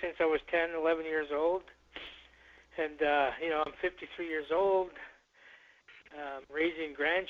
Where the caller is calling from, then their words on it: Mount Currie, British Columbia, Canada; I'm calling in from the Lillooet, it's called Mount Currie, the English name, but we are called the Lillooet Nation here.